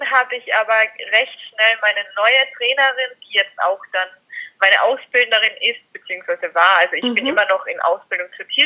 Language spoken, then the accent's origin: German; Austria; also born or lived in Carinthia; Ich komme aus Österreich